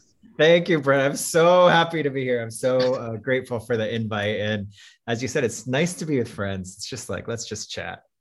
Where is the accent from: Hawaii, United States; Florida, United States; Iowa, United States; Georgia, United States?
Iowa, United States; moved away; growing up in Iowa as the, the child of Filipino immigrants